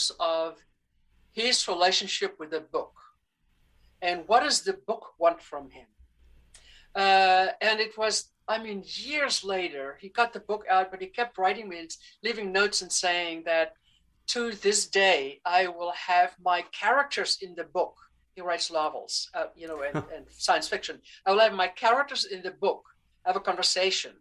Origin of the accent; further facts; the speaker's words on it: South Africa; moved away; also born or lived in Amazon; I grew up in South Africa during the apartheid era